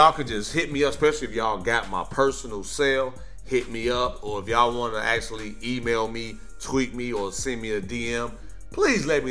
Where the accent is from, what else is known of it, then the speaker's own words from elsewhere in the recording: Midwest, United States; moved away; I'm from the Midwest